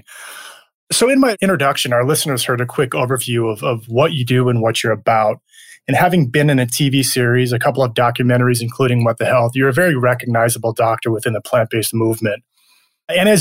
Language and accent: English; Michigan, United States; I grew up in Michigan